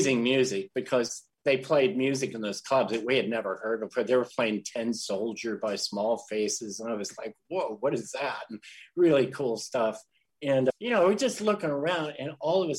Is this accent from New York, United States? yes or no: no; St. Louis, Missouri, United States; St. Louis